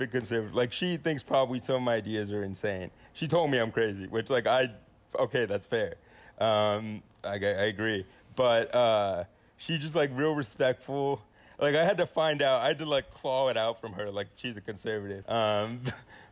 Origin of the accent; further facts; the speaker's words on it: San Antonio, Texas, United States; my hometown